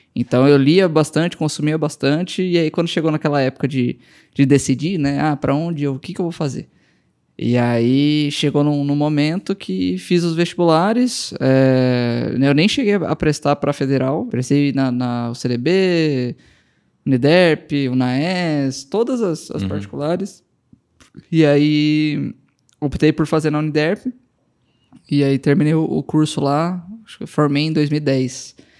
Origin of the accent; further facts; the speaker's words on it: Campo Grande, Mato Grosso do Sul, Brazil; moved away as an adult; also born or lived in Bragança Paulista / Goiânia; eu fui morar em Campo Grande com cinco anos e fiquei lá até. Fiz faculdade lá, formei